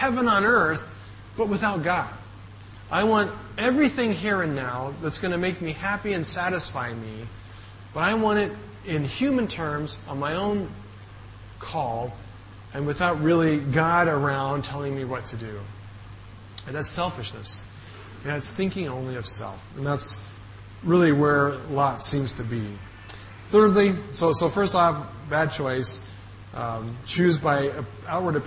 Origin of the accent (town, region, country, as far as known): United States; moved away